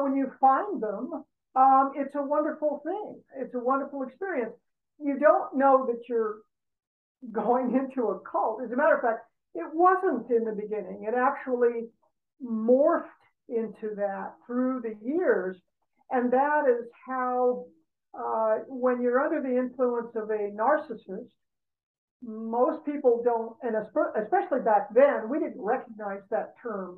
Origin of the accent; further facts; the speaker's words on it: Los Angeles, California, United States; I grew up in Brentwood, and I grew up in a very affluent background